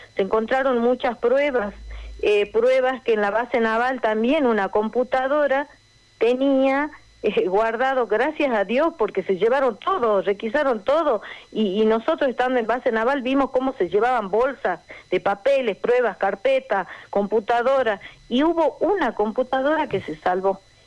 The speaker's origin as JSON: {"language": "Spanish", "country": "Argentina", "said": "nosotros como argentinos"}